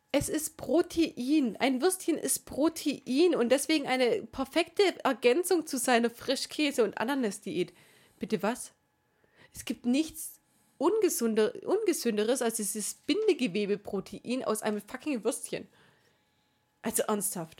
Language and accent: German; Swabia, Germany; Ich bin Schwabe